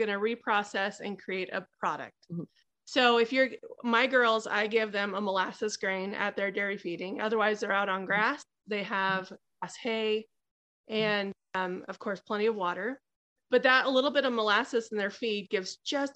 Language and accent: English; Moreland, Idaho, United States; also born or lived in Oregon / Washington; I was born and raised here in Southeast Idaho